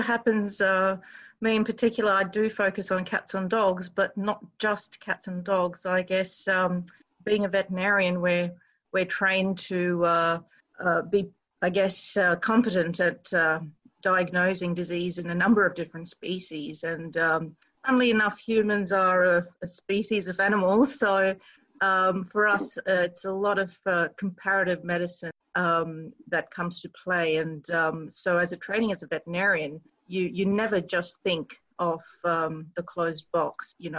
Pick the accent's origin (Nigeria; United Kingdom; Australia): Australia; especially being Australian, there are many what we call feral or invasive animal species that are present in mainland Australia